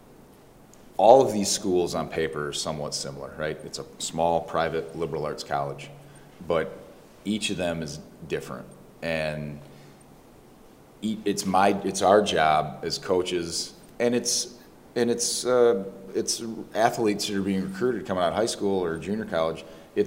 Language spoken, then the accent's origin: English; Michigan, United States; It's my home state. I have no intentions of leaving